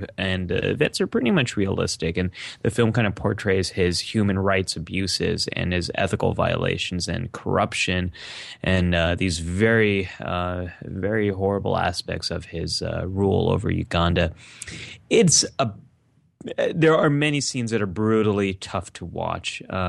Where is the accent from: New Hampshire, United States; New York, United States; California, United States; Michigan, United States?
California, United States; I grew up in the San Francisco Bay Area